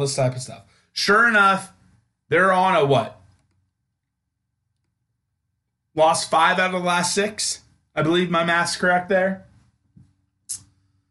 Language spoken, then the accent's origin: English; Topeka, Kansas, United States; Growing up in Topeka, at least my age group in elementary school, middle school, high school